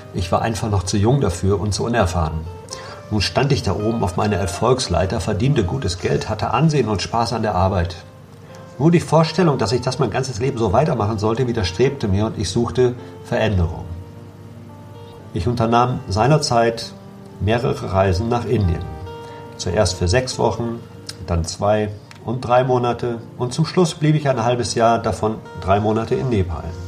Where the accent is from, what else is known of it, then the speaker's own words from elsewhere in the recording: Ahaus, North Rhine-Westphalia, Germany; moved away as an adult; also born or lived in Essen / Berlin; now in Algarve, Portugal; Ich bin 1963 in Essen geboren und im Münsterland nahe der Stadt Ahaus aufgewachsen